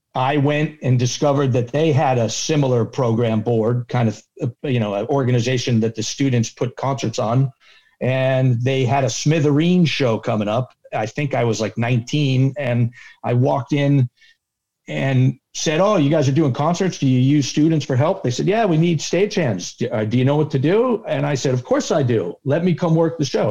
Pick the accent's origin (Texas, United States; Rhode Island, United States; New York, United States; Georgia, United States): Rhode Island, United States; I grew up in Rhode Island